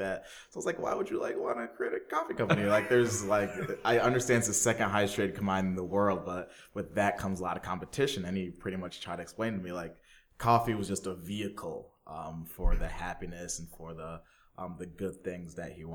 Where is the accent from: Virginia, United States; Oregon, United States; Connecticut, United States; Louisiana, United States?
Connecticut, United States; Windsor; born and raised in Windsor, Connecticut